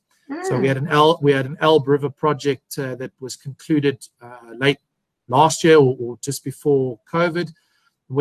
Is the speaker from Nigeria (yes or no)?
no; South Africa; also born or lived in Harare, Zimbabwe; I was born in Harare, and I grew up there for a short portion of my childhood, and then I finished it here in South Africa. Finished my schooling.